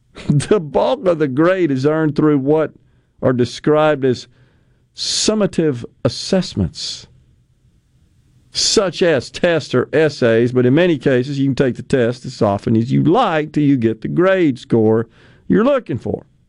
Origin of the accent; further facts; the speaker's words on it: Jackson, Mississippi, United States; I was from West Jackson